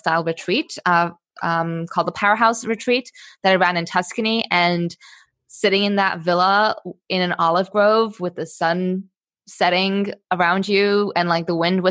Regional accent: Singapore; moved away as an adult; also born or lived in Germany / Netherlands; now in Amsterdam, Netherlands; I grew up in Singapore and I got a one-way ticket to Amsterdam when I was 20.

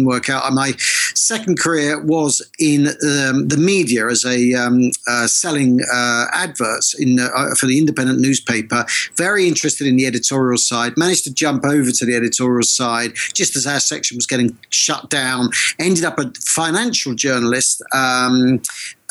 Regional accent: Essex, East of England, United Kingdom; moved away; also born or lived in London / Manchester / New York; I was brought up in Essex for my sins, but I've lived most of my life in either London, Manchester or New York.

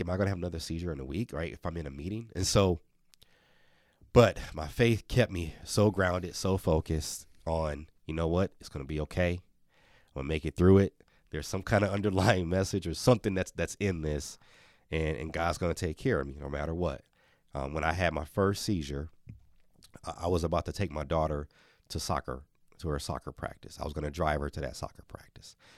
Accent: Milwaukee, Wisconsin, United States; born or raised there; moved away as an adult

